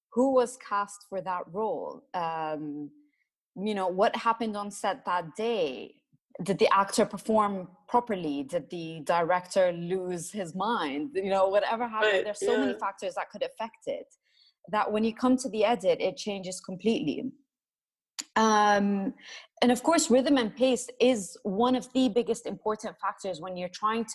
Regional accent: Jordan; moved away as an adult; also born or lived in Iraq / Italy; I am Iraqi, but I grew up in Jordan, went to school there.

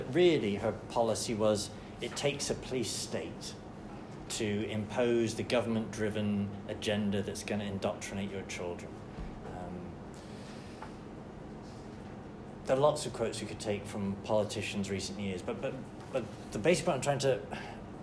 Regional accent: United States; very proud of being an American

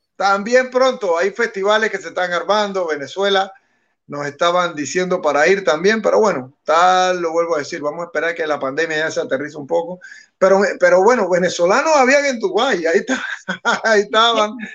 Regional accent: Panama; si nosotros somos panameños

